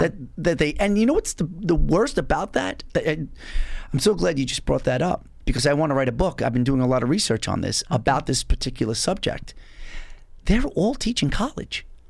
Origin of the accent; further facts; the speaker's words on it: North Babylon, New York, United States; I grew up in North Babylon, which was a multiracial school district